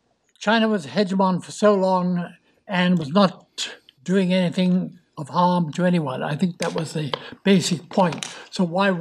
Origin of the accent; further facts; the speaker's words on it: United Kingdom; as we British know